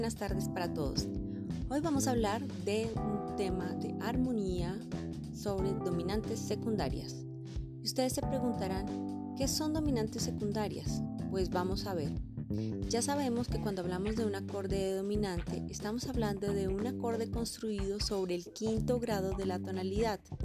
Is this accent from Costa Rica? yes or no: no; Colombia